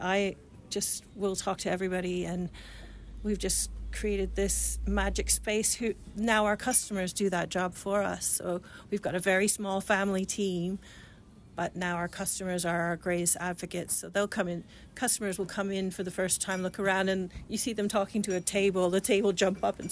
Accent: Canada; accent: Canadian or Irish; moved away as an adult; also born or lived in Jarrow, England / England; now in Ipswich, United Kingdom; I was born in Jarrow. So I'm Geordie, then went to Canada when I was six. But I've been in England for 20 years now. So yes, I still sound Canadian or Irish or whatever people think I sound.

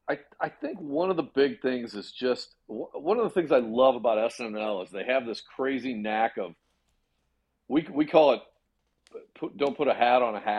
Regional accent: Peoria, Illinois, United States; I grew up in, in Peoria, Illinois

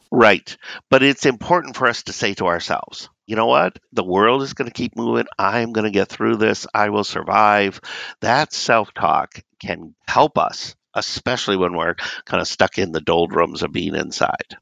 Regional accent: Southern California, United States; moved away; I grew up in Southern California and we did not have snow.

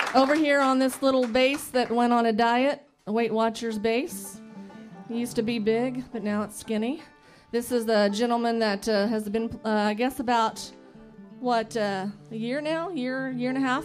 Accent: Bloomington, Indiana, United States; I'm from Bloomington, so I was born and raised here in Bloomington, and still live in Bloomington.

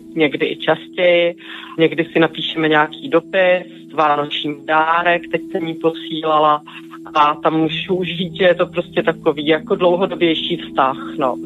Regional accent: Prague, Czechia; jsem z Prahy.

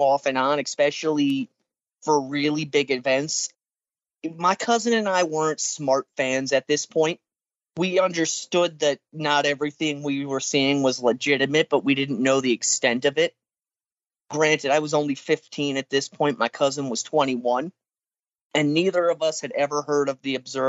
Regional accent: New Jersey, United States; moved away; I'm originally from New Jersey

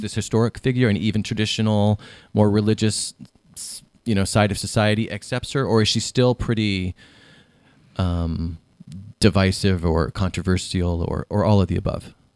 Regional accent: Ohio, United States; when I was growing up in Ohio in the 80s and 90s

